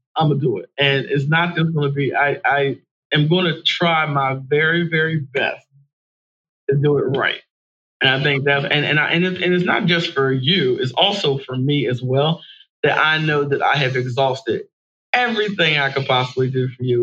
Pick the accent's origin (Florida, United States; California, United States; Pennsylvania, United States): Pennsylvania, United States; Horsham; born or raised there; also born or lived in Philadelphia, Pennsylvania